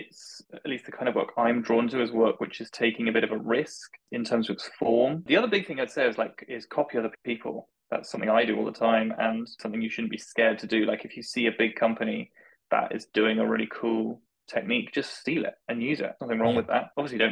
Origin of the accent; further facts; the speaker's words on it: Salisbury, South West England, United Kingdom; I grew up in Salisbury